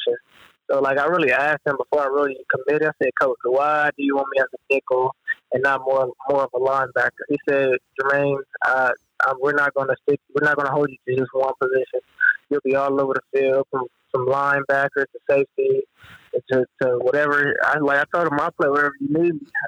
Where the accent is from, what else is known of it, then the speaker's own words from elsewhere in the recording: Missouri, United States; I'm from Missouri, and this is my home state